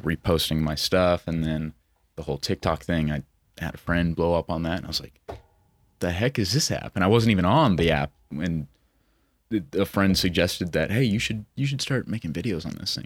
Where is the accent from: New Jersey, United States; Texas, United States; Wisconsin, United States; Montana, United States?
Montana, United States; Billings; born and raised in Montana, twenty-four years old, from Billings